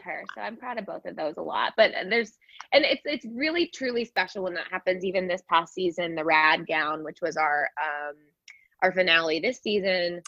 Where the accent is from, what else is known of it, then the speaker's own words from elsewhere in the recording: California, United States; moved away as an adult; now in New York City, United States; i grew up in california but i've been in new york now for 15 years